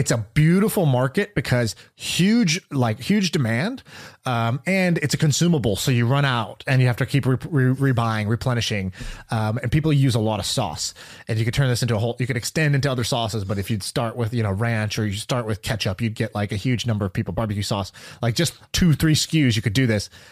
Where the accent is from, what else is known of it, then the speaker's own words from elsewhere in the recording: Oklahoma, United States; although I'm an Indian dude, I was born in Oklahoma